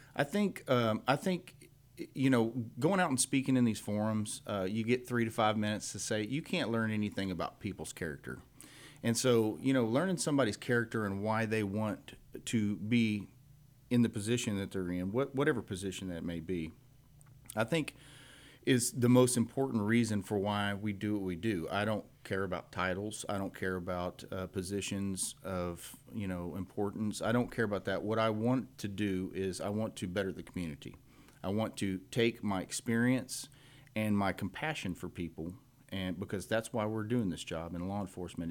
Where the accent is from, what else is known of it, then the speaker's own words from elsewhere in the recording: Cut and Shoot, Texas, United States; I grew up here in Montgomery County, in precinct two